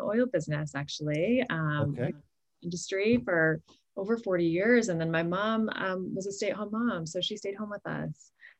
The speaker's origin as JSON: {"language": "English", "town": "Boulder", "region": "Colorado", "country": "United States", "tie": "born or raised there", "also_born_or_lived": "Texas / New York City", "said": "I grew up in South Boulder, and, you know, spent all of my life here really. And then went away to college and then came back after living in New York City for a while."}